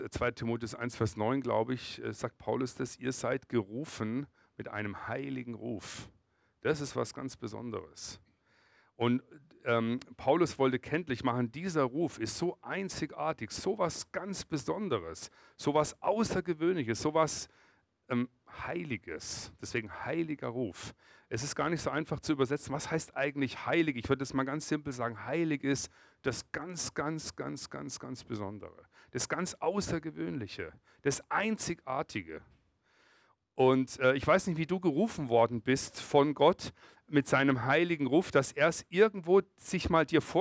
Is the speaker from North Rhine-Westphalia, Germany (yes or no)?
no; Freiburg, Baden-Württemberg, Germany; ich komme aus Freiburg und Breisgau, im Kaiserstuhl.